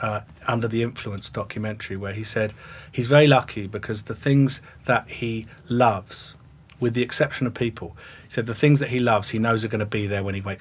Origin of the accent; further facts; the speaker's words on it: England, United Kingdom; namely write a play about the Troubles set in Northern Ireland, being an Englishman.